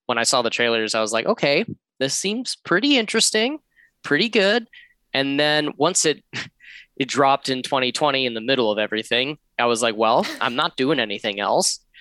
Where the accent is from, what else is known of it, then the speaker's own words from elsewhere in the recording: Georgia, United States; moved away as an adult; also born or lived in San Fernando Valley, California; now in Los Angeles, United States; I am from the East Coast, the lovely southern state of Georgia